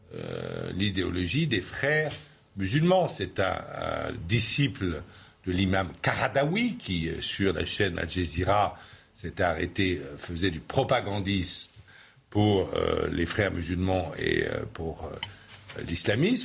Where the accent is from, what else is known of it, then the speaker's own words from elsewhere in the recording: France; chez nous, en France